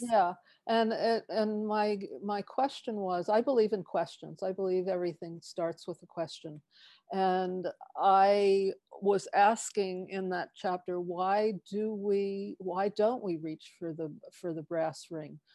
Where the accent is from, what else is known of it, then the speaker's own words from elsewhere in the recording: East Coast, United States; now in Tiburon, United States; I grew up on the East Coast